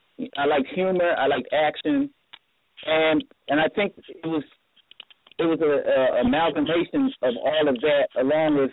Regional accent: Philadelphia, Pennsylvania, United States; growing up in Philly

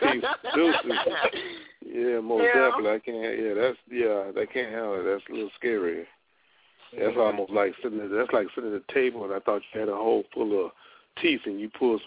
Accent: Louisiana, United States; now in Seattle, United States; No, he's originally from Chicago, and I'm originally from Louisiana.

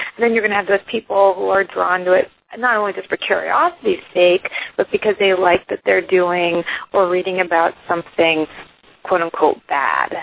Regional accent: Iceland; now in United States; I'm originally from Iceland

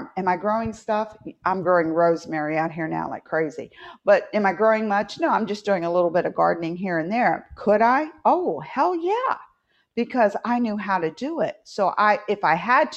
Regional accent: West Virginia, United States; moved away; I grew up in West Virginia, so I was a little bit more north.

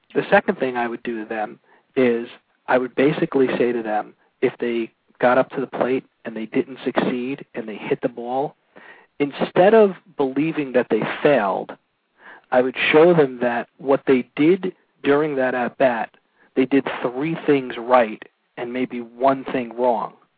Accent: Brooklyn, New York, United States; also born or lived in Massapequa, Long Island, New York; grew up on Long Island. First, I grew up in Brooklyn until I was about 12. Started playing organized sports uh, out in Massapequa

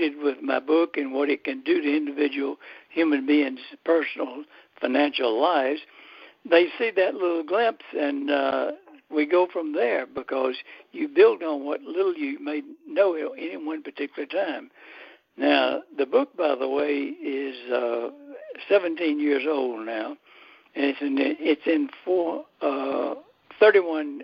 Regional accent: Athens, Georgia, United States; when I was growing up in Athens, Georgia

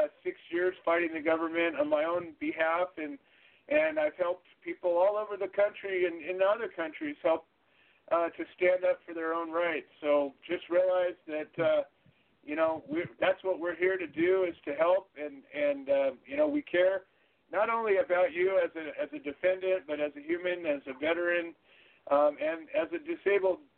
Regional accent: California, United States; I'm from California

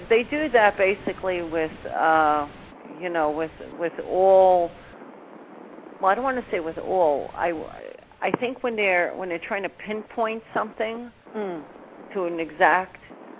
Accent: New Orleans, Louisiana, United States; now in New York, United States; I mean, originally I come from New Orleans, but I've lived in New York most of my life and go back and forth.

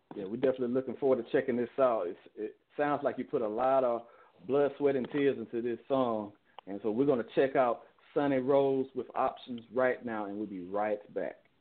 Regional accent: Chicago, Illinois, United States; I'm from Chicago

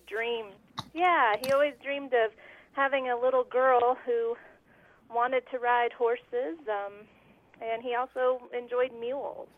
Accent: Woodland Park, Colorado, United States; I was raised in Colorado in a town called Woodland Park

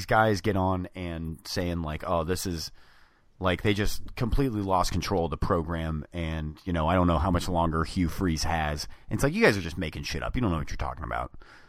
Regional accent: Atlanta, Georgia, United States; moved away; I'm from Atlanta.

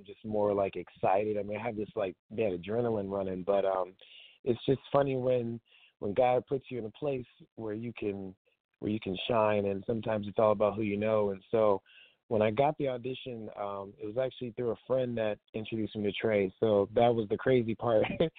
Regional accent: Maryland, United States; moved away as an adult; also born or lived in Texas; now in Los Angeles, United States; Okay. Well, I am originally from Maryland. I grew up doing stage and theater all through middle and high school. I went to college in Texas, TCU, studied theater there, really wanted to hone in on my craft. I moved to Los Angeles about 3.5 years ago

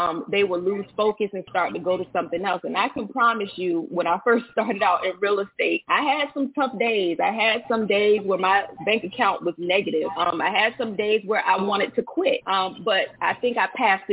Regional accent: Norfolk, Virginia, United States; now in Suffolk, United States; I am from Norfolk, Virginia, a native of Norfolk

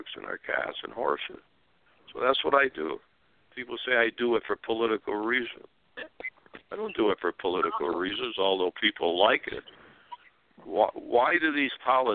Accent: Springfield, Massachusetts, United States; now in Arizona, United States; my father in Springfield, Massachusetts, the Sons of Italy, and my father had grocery stores selling Italian food. So I grew up that way.

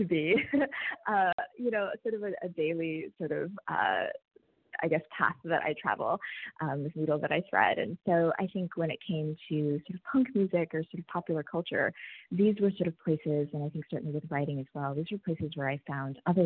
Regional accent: Midwest, United States; also born or lived in Indiana / Wisconsin; now in West Coast, United States; I identify as a Midwesterner, for sure. I'm on the West Coast now, but yes, I grew up in the Midwest, so primarily Indiana and Wisconsin

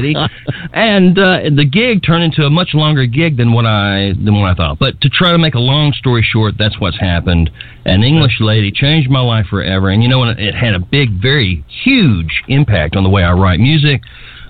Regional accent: Memphis, Tennessee, United States; moved away as an adult; now in United Kingdom; I'm from Memphis, Tennessee, and I'd say probably back in the 60s, I grew up with a family that's very musically inclined

